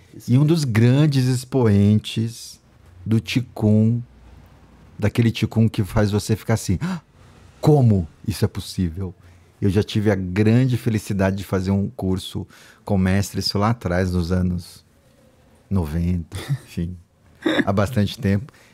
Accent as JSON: {"language": "Portuguese", "region": "Northeast Brazil", "country": "Brazil", "said": "eu, nordestino"}